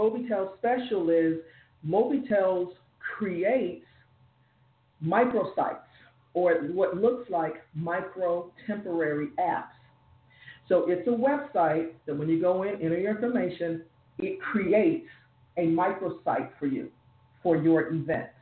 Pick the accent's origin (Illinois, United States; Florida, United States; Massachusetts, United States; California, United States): Florida, United States; South; moved away as an adult; now in Jacksonville, United States; I'm from South Florida, but I live in North Florida.